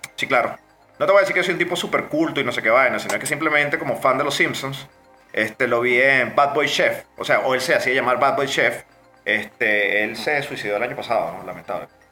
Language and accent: Spanish; Venezuela; como todo venezolano